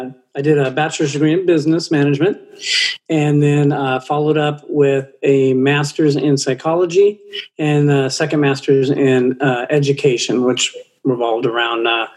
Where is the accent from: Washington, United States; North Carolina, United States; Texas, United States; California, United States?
California, United States; Oxnard; now in Arizona, United States; I grew up in Los Angeles area, Oxnard, California, which is very, very close to LA.